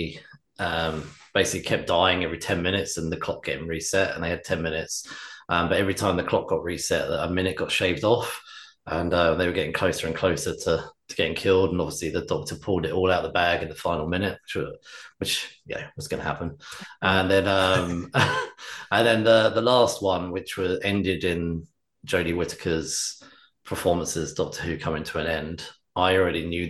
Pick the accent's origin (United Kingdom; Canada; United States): United Kingdom; England; we're English, so I'm English.